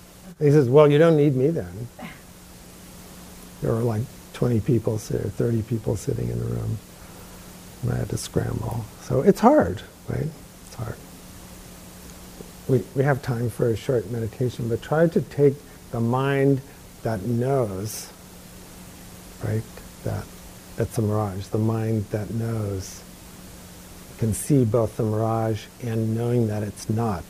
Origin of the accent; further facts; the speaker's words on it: New York, United States; Growing up in New York.